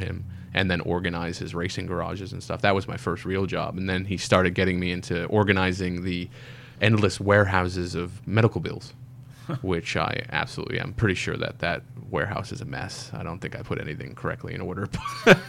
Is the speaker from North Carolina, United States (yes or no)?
no; Ridgewood, New Jersey, United States; also born or lived in New York City; now in Brisbane, Australia; I was born in New Jersey, actually